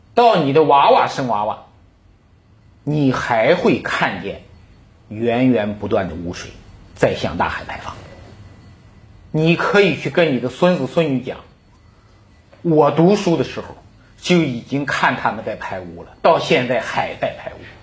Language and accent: Chinese; China; 我们中国人